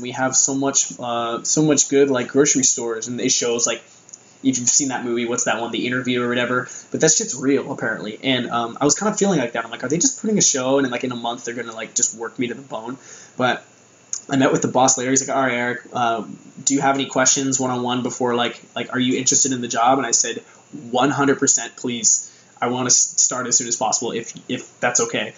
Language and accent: English; United States; moved away as an adult; now in Japan; I'm from America